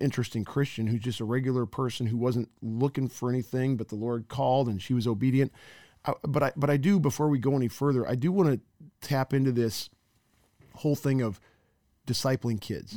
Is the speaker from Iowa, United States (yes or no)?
yes; Cedar Falls, Iowa, United States; I grew up in Cedar Falls. I imagined my kids being Cedar Falls Tigers, just like I was.